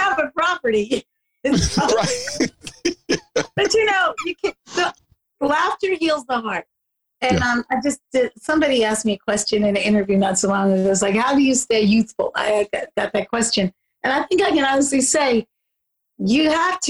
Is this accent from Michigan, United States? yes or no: no; Philadelphia, Pennsylvania, United States; moved away; I grew up in Southwest Philly and West Philly